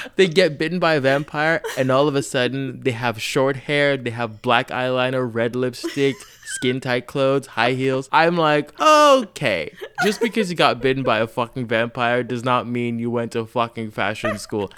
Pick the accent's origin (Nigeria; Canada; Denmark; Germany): Nigeria; I grew up in Nigeria